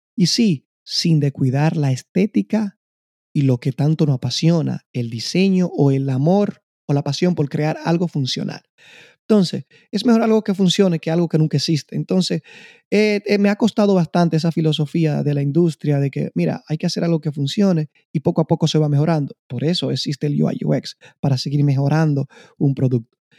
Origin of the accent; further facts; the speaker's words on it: Constanza, La Vega, Dominican Republic; moved away; soy de la República Dominicana, en especial de un pequeño pueblo de agricultores, Constanza